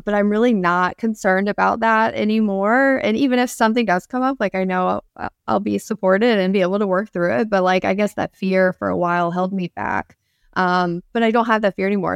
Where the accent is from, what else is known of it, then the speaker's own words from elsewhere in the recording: Central Florida, United States; I grew up in Central Florida